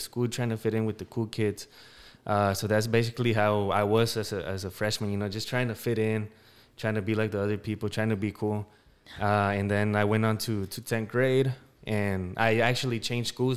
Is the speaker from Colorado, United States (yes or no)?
yes; Denver, Colorado, United States; I'm from Denver, Colorado.